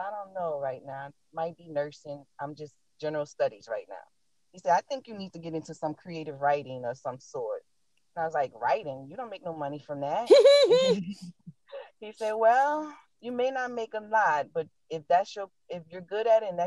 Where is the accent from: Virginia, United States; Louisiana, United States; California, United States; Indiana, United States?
Louisiana, United States; New Orleans; I am from New Orleans, Louisiana. The accent didn't give me away